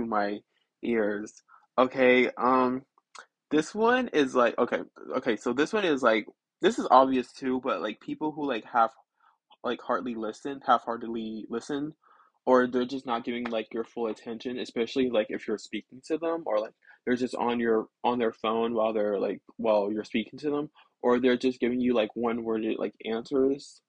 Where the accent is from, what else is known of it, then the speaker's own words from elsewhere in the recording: the South, United States; I live in the South and I'm from the South